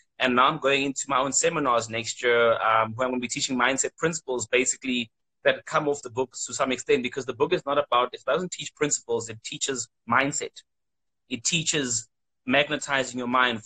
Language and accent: English; South Africa; I'm from South Africa